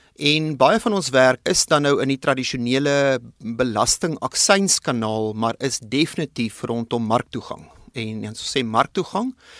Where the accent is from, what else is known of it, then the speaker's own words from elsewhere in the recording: South Africa; ons as Suid-Afrikaners